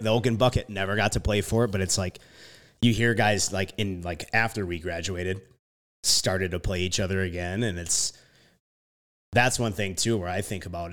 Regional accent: Jackson, Minnesota, United States; I, like, spent the last two years coaching back at Jackson, like, that's my hometown

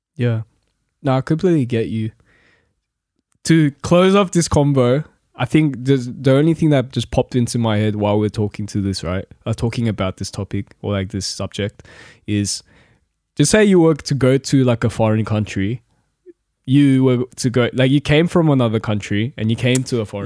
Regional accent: Lidcombe, New South Wales, Australia; also born or lived in Korea; I'm from Lidcombe. I grew up in Lidcombe, basically.

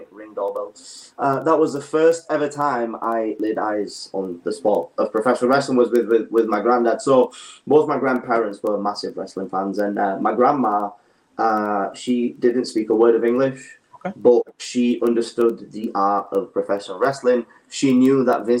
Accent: Pakistan; now in United Kingdom; I was born in Pakistan. I'm originally Pakistani, so I'm dual national

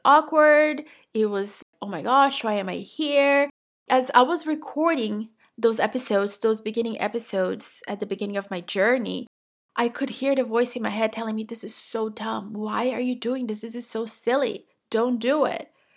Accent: Brazil; English is a second language; now in United States; I'm originally from Brazil. I have lived in the United States for twenty-two years at this point

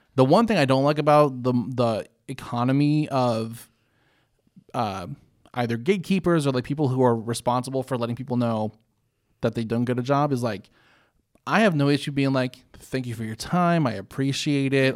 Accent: North Carolina, United States; also born or lived in Illinois; growing up in, in North Carolina since oh four is when we moved down here from Illinois.

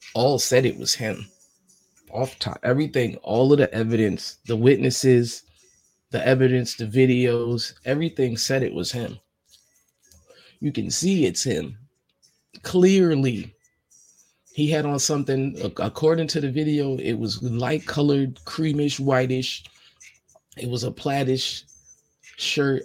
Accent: New York, United States; I'm from New York.

